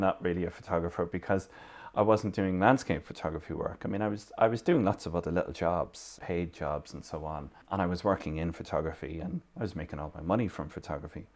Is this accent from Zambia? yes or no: no; Limerick, Munster, Ireland; moved away as an adult; also born or lived in Dublin; now in Kerry, Ireland; I'm originally from Limerick City. I'm living here in Kerry for the best part of most of the last thirty years.